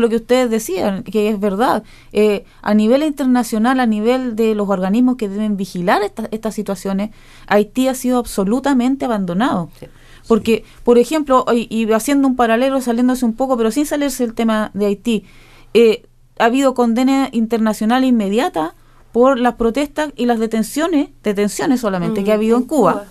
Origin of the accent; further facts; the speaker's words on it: Chile; de nuestras familias como chilenos nos transmitieron mucha cultura